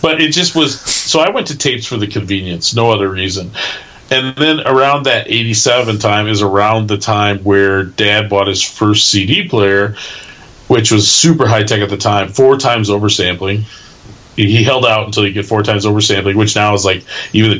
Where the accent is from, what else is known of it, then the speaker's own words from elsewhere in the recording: Milwaukee, Wisconsin, United States; growing up in the Milwaukee burbs